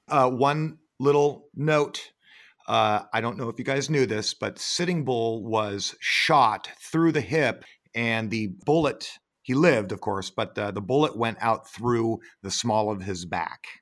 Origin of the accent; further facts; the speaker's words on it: Sonoma, California, United States; moved away as an adult; also born or lived in Florida; I'm up in Sonoma, my hometown